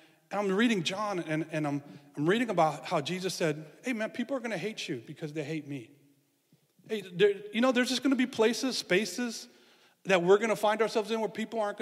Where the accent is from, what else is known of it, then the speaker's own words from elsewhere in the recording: San Francisco, California, United States; I grew up in San Francisco and we were kind of in the hills